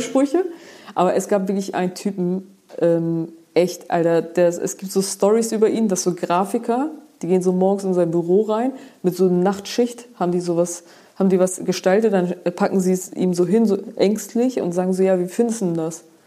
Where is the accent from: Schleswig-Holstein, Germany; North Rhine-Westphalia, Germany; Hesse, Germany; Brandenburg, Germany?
Schleswig-Holstein, Germany; Geesthacht; bei uns in Geestach